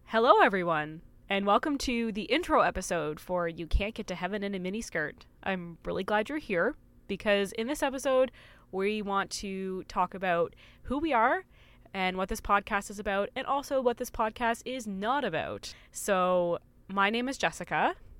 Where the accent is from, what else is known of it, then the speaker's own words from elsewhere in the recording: Canada; we grew up together in Canada